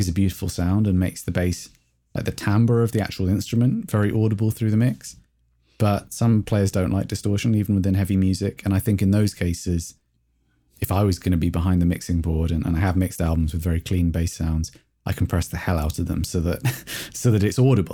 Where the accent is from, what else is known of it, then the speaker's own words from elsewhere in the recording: England, United Kingdom; I'm English